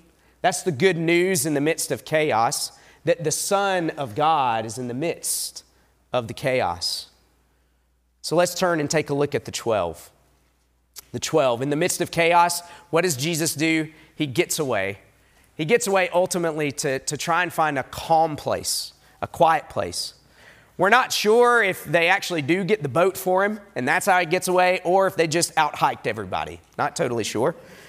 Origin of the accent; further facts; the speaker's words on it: Southeast, United States; back east, I grew up in the Southeast, people will talk about mountains. And I love the Appalachian Mountains.